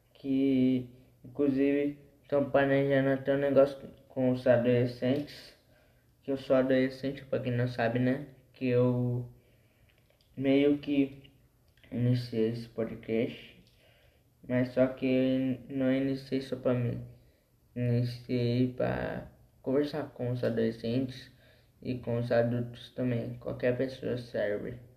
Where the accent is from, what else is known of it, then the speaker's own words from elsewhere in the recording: Embu das Artes, São Paulo, Brazil; Eu sou de Embu das Artes